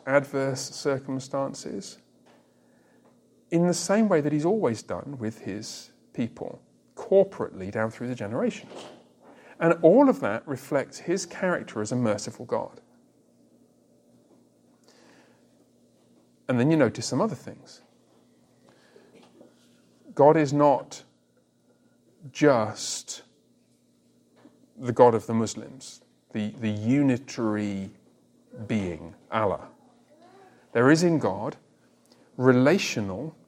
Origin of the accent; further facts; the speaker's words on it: England, United Kingdom; I remember the first time I was away from England for any extended period of time, I was about 20